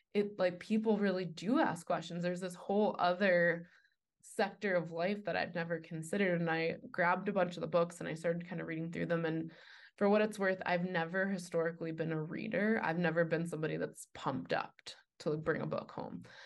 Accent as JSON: {"language": "English", "town": "New York City", "region": "New York", "country": "United States", "tie": "born or raised there", "also_born_or_lived": "Boulder, Colorado", "moved": "yes", "said": "I was raised, uh, Jewish in New York City"}